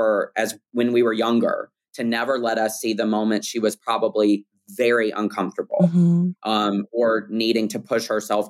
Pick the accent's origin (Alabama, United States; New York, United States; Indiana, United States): Alabama, United States; Birmingham; moved away; growing up in Birmingham, Alabama